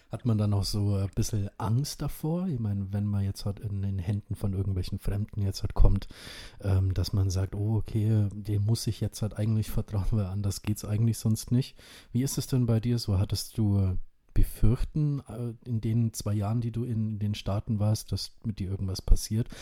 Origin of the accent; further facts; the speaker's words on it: Indonesia; now in Germany; mein Geburtsland Indonesien